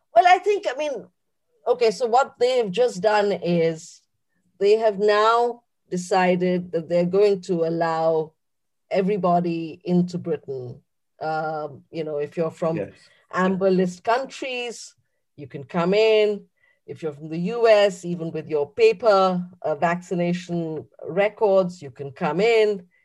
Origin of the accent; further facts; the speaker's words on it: India; moved away as an adult; now in United Kingdom; someone who was born and bred in India, but is British now.